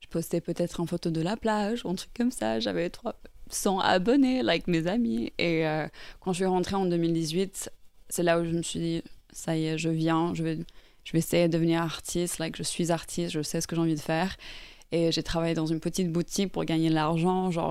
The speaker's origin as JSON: {"language": "French", "country": "Norway", "tie": "born or raised there", "also_born_or_lived": "Ireland", "second_language": "French", "said": "je suis irlandaise à la base. Et en fait, j'ai grandi en Norvège."}